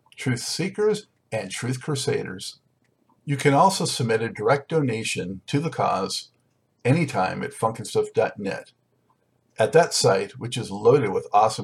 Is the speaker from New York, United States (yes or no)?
no; Los Angeles, California, United States; now in North Carolina, United States; I'm originally from Los Angeles, but been out here for a while